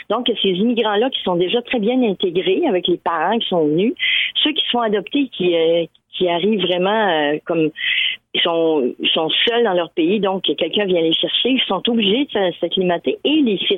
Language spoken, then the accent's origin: French; Lévis, Quebec, Canada; now in Edmundston, Canada; moi, je suis partie de Lévis, du Québec, pour arriver à Edmundston, au Nouveau-Brunswick, qui tu une on, je comprends, on est dans le même pays, mais reste qu'on est toujours l'étranger de quelqu'un.